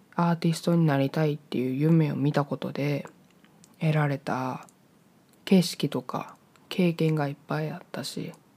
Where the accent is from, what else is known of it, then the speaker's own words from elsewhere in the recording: Hyogo, Japan; also born or lived in Hokkaido; 北海道生まれ兵庫県育ちの23歳の人間です